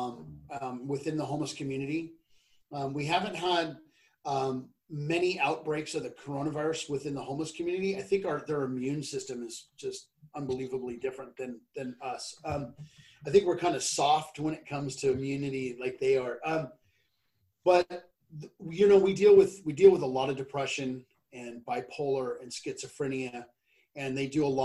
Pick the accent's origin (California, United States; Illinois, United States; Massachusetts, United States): California, United States; well, I'm from California and I live in San Mateo County area.